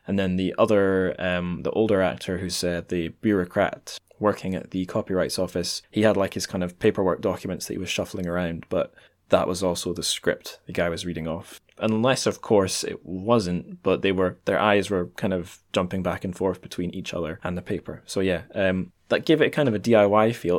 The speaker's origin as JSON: {"language": "English", "town": "Dundee", "region": "Scotland", "country": "United Kingdom", "tie": "born or raised there", "also_born_or_lived": "Edinburgh", "said": "I'm back in my hometown of Dundee, recording this in my mum's dining room"}